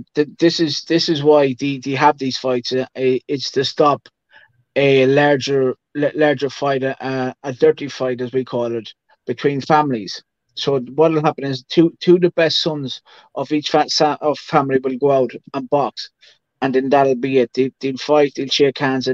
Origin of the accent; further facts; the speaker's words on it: Ireland; Yeah, I'm an Irish traveler.